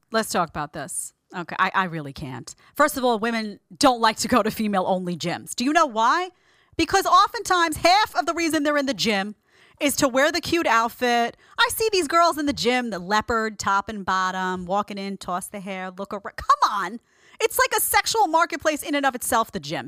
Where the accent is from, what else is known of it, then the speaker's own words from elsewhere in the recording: New York City, New York, United States; accent: Brooklyn; If you hear a Brooklyn accent, it's 'cause I'm from Brooklyn